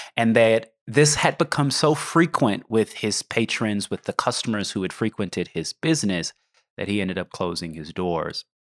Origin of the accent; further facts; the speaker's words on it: Oklahoma, United States; I grew up in Oklahoma